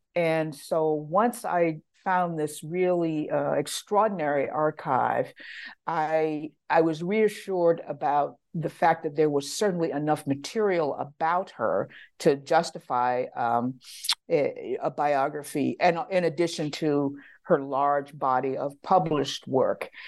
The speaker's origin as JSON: {"language": "English", "region": "Virginia", "country": "United States", "tie": "born or raised there", "also_born_or_lived": "Washington, D.C. / New Haven", "moved": "as an adult", "said": "I was, uh, born and raised in Virginia, uh, which I still call home."}